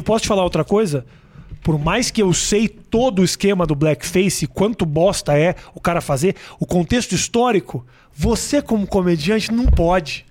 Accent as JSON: {"language": "Portuguese", "town": "Porto Alegre", "region": "Rio Grande do Sul", "country": "Brazil", "tie": "born or raised there", "moved": "yes", "lives_now": "São Paulo, Brazil", "said": "eu sou gaúcho"}